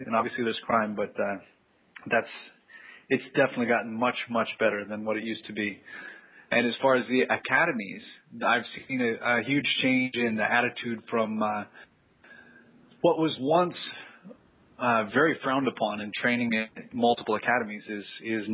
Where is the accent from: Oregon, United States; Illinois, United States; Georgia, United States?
Oregon, United States; moved away as an adult; now in Rio de Janeiro, Brazil; I'm American, born and raised in Oregon